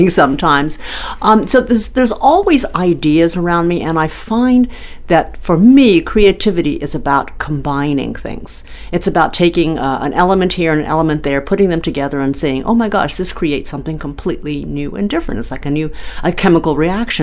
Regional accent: San Diego, California, United States; my hometown of San Diego

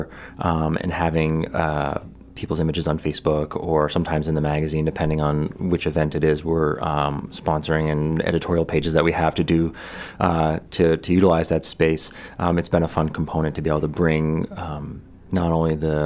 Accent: Kennebunk, Maine, United States; I grew up in Kennebunk, although I'm not originally from Maine. I spent my life here.

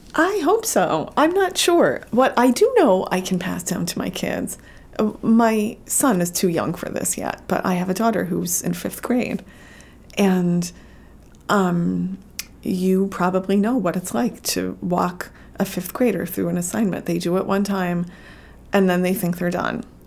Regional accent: New Jersey, United States; I grew up in New Jersey

